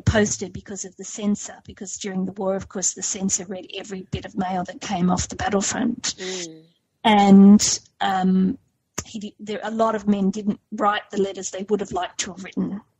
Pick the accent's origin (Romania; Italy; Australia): Australia; Sydney, New South Wales; I grew up in Sydney's western suburbs